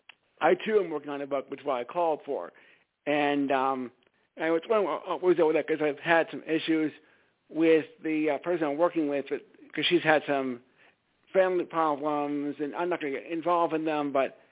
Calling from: Stamford, Connecticut, United States; I'm calling from Stamford, Connecticut.

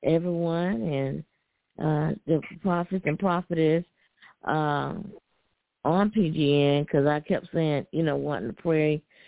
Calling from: Alabama, United States; calling from Alabama.

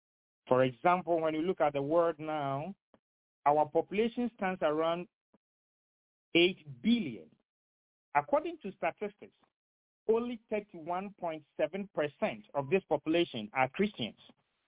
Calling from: Henderson, North Carolina, United States; I am speaking from Henderson in Vance County, North Carolina.

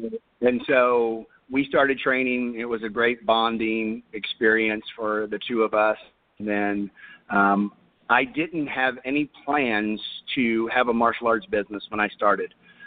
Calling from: Cypress, Texas, United States; I'm calling from Cypress, Texas, which is about 30 minutes northwest of Houston.

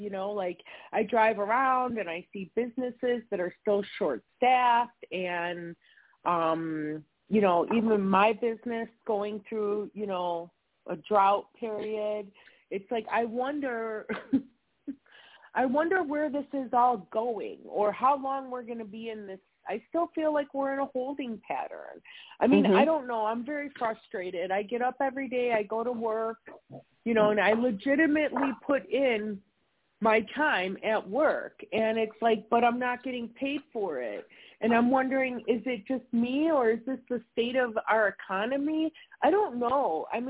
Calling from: Wisconsin, United States; I'm calling from Wisconsin.

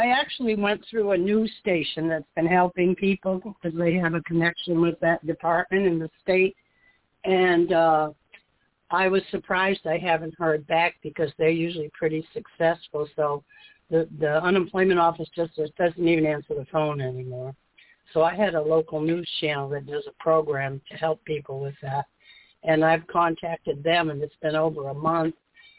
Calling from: Florida, United States; I'm in Florida.

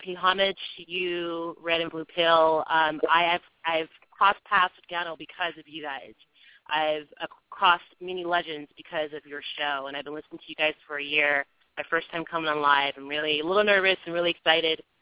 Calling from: California, United States; I'm calling from California

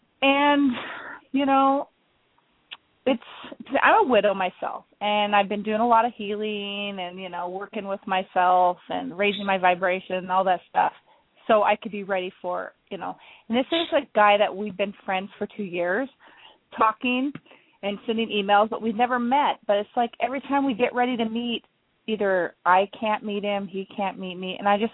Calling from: Sumner, Washington, United States; I'm calling it from Sumner.

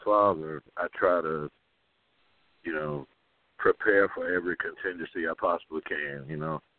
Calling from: Kansas City, Missouri, United States; I'm calling from Kansas City, Missouri.

